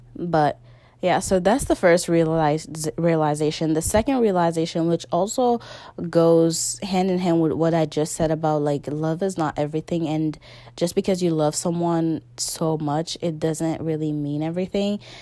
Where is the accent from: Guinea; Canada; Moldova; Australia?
Guinea; moved away; my original country, my home country is Guinea